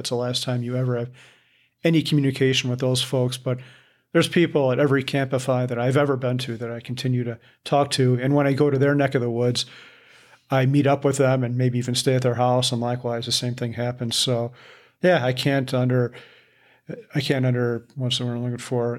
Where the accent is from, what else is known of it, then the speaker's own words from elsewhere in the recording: Midwest, United States; I'm from the Midwest